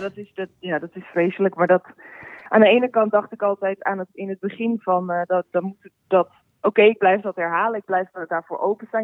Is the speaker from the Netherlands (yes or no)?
yes; Heiloo, North Holland, Netherlands; moved away; also born or lived in Alkmaar / North Brabant; Geboren in Alkmaar opgegroeid in uh, Heilo.